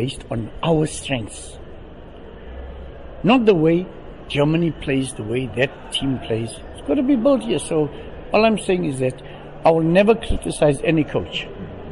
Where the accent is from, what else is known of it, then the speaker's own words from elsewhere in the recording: South Africa; I'm a South African